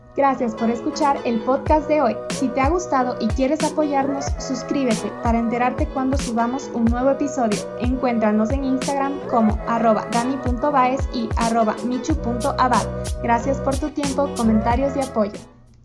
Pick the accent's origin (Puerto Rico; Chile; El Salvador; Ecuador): Ecuador; hay empresas en mi país